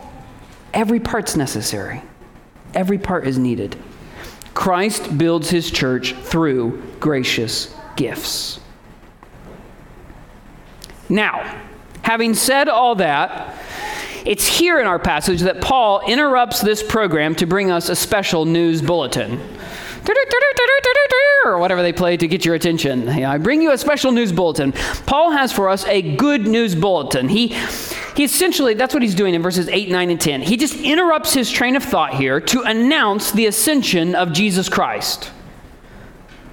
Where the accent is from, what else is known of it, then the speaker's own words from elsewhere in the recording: Indiana, United States; I come from Indiana and basketball flows in the veins of all true Indianaites